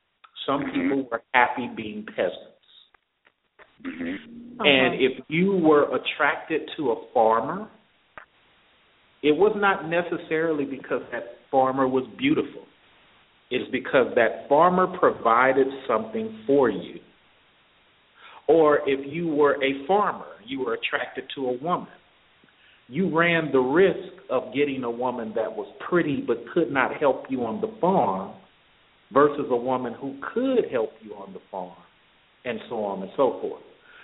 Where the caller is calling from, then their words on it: Atlanta, Georgia, United States; calling from Atlanta.